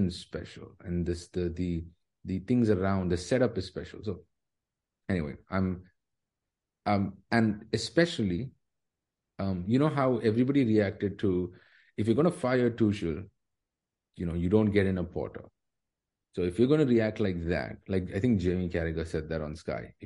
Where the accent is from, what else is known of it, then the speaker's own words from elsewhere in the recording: Dubai, United Arab Emirates; I grew up in Dubai.